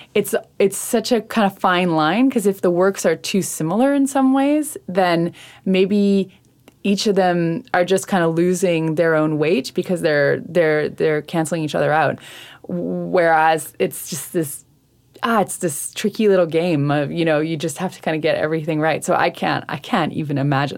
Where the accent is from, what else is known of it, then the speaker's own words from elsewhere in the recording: Saint John, New Brunswick, Canada; now in Montreal, Canada; I am originally from St. John, New Brunswick.